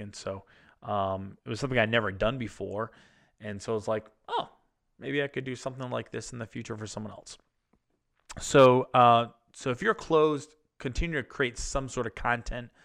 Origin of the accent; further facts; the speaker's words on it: Massachusetts, United States; they're from my home state, home area